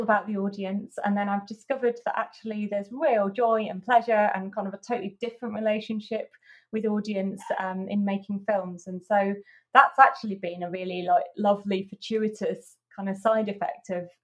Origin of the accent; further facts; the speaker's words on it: near Huddersfield, Yorkshire and the Humber, United Kingdom; near Huddersfield.